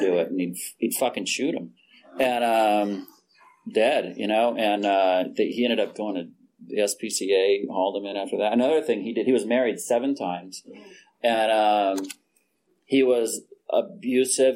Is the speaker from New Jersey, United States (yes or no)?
no; Fresno, California, United States; I was born in Fresno, California.